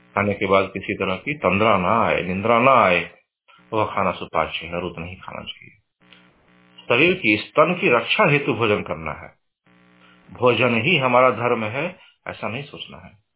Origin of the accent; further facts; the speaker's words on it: India; moved away as an adult; now in United States; हम और आप जैसे अमेरिका में रह रहे हैं यहाँ की सामाजिक व्यवस्था बिल्कुल अलग है हम पले बढ़े हैं भारत में